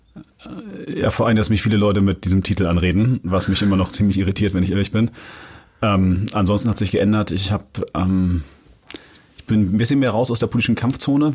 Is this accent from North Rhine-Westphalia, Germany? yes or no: no; Hamburg, Germany; ich bin in, ja, in Jenfeld aufgewachsen